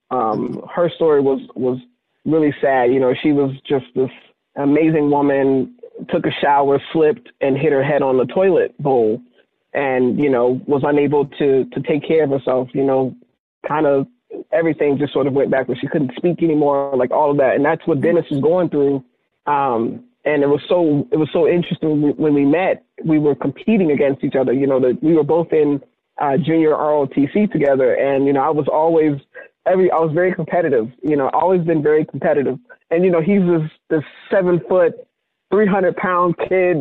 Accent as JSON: {"language": "English", "region": "Virginia", "country": "United States", "tie": "born or raised there", "moved": "yes", "said": "I moved away from Virginia"}